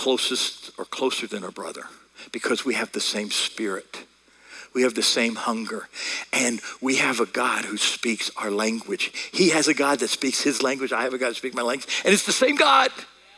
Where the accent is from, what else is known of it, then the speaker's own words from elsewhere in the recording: United States; accent: American; I'm speaking American